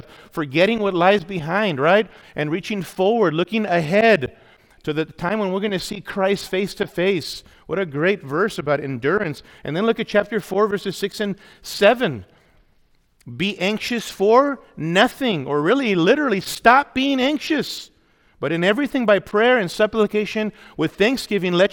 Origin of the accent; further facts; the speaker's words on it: Los Angeles, California, United States; I grew up in Awana in the LA area, was involved in Awana as a kid